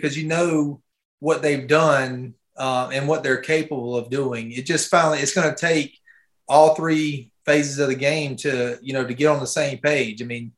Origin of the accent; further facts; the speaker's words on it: near Columbia area, South Carolina, United States; also born or lived in Myrtle Beach, South Carolina; I'm about 30 minutes from my hometown